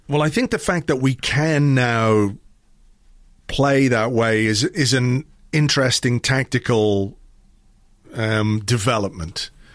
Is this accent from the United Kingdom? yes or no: yes; England, United Kingdom; when I grew up in England, in the seventies to Irish parents